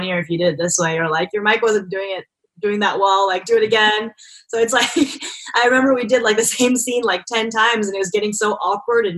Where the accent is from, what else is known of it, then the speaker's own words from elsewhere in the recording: Irvine, California, United States; I grew up in Irvine